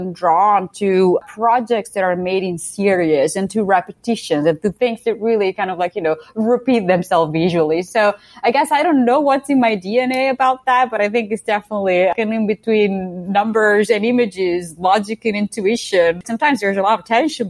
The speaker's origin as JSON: {"language": "English", "area": "a little town close to Modena", "region": "Emilia-Romagna", "country": "Italy", "tie": "born or raised there", "also_born_or_lived": "Ferrara / Milan", "second_language": "English", "moved": "yes", "said": "I'm Italian. I grew up in a little town close to Modena, which is another little town in the center of Italy"}